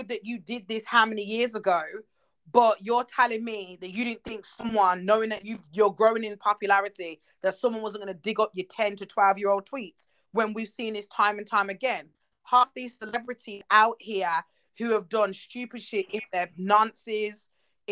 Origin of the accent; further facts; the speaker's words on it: Jamaica; growing up, as you know, we're Jamaican.